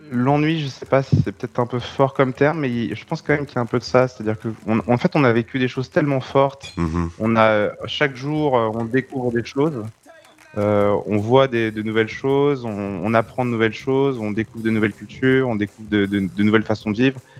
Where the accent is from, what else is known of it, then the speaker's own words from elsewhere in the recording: Centre-Val de Loire, France; Justement, peut-être parce que je viens du Loir-et-Cher.